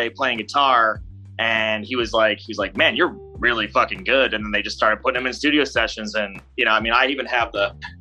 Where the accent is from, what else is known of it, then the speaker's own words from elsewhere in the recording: Cleveland, Ohio, United States; I'm originally from Cleveland